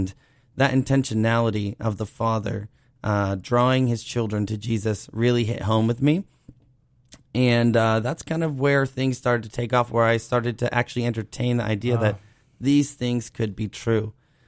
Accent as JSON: {"language": "English", "town": "Cape Cod", "region": "Massachusetts", "country": "United States", "said": "So I'm from Cape Cod originally."}